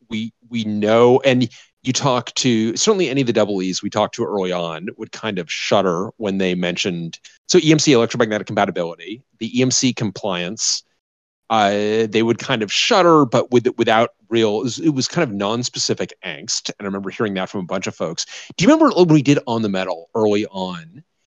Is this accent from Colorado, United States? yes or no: yes; Denver, Colorado, United States; moved away; I grew up in Denver